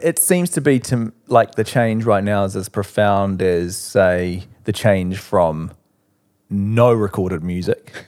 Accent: Christchurch, Canterbury, New Zealand; moved away as an adult; now in Auckland, New Zealand; growing up in Christchurch

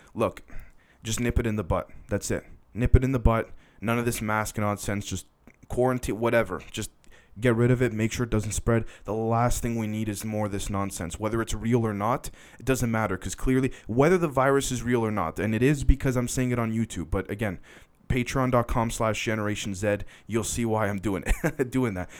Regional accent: Canada; I'm Canadian technically

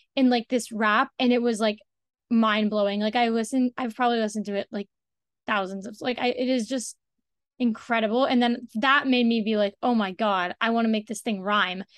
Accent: Washington, District of Columbia, United States; I'm from Washington, D C, so I don't even live in New York. I live in D C

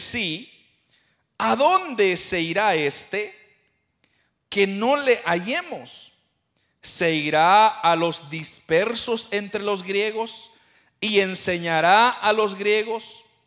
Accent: Guatemala; now in Canada; yo soy de Guatemala, pero yo he sido dispersado por, por el norte, ahora yo ya no estoy en mi país original

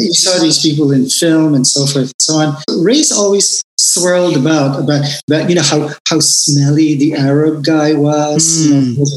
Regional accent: Manila, Metro Manila, Philippines; moved away as an adult; now in United States; I spent the first uh, 23 years of my life growing up in Manila, and then, uh, of course, I moved to the US.

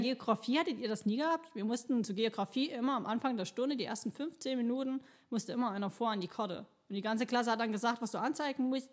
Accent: Chemnitz, Saxony, Germany; noch geboren, wo es noch Karl-Marx-Stadt mhm. hieß. Ähm, bin hier groß geworden

